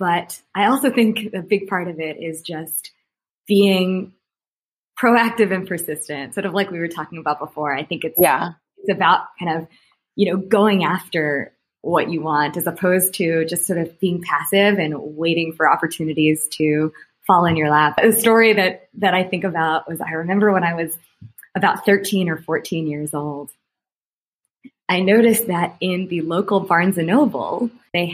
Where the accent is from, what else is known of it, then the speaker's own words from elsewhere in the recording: New York, United States; now in Las Vegas, United States; I grew up in New York